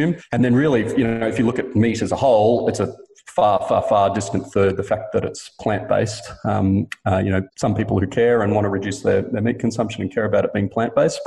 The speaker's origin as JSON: {"language": "English", "region": "Queensland", "country": "Australia", "tie": "born or raised there", "said": "I grew up in Queensland eating steak and beef mince almost every night for dinner."}